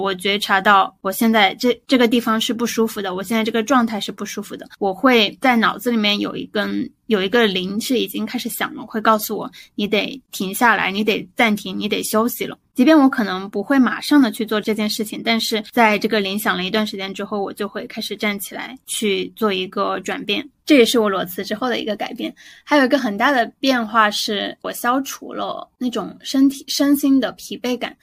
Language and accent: Chinese; Guangdong, China; 作为一个广东人，我的饮食一直都比较清淡